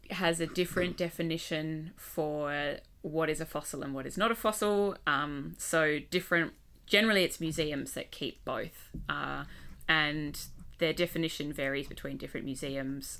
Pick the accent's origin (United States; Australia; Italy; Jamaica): Australia; Western Australia; also born or lived in Adelaide, South Australia; moved to W A as a kid, grew up there, went to school there